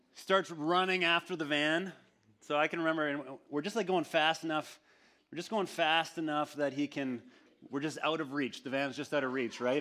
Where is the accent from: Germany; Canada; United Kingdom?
Canada; we went to Winnipeg, which was a, um, about a three-hour drive from my hometown.